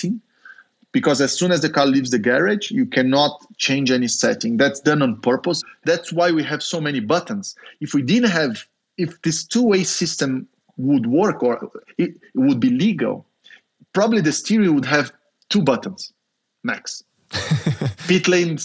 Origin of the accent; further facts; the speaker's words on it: Brazil; I was born in Brazil